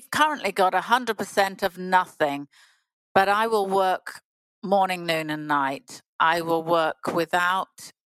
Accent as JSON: {"language": "English", "town": "Bournemouth", "region": "South West England", "country": "United Kingdom", "moved": "as an adult", "said": "I come from Bournemouth."}